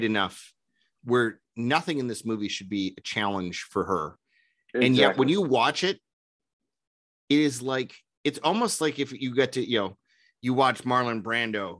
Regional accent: Minnesota, United States; I'm from Minnesota.

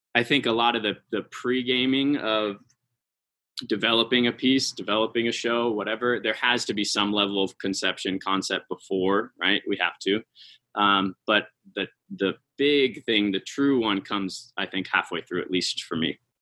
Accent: San Francisco Bay Area, California, United States; moved away as an adult; now in Salt Lake City, United States; I moved here to work for Repertory Dance Theater, but I'm from California. I'm from the San Francisco Bay Area.

